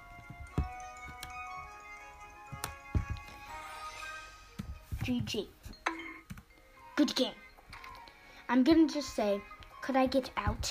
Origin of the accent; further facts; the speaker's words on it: United States; I'm actually American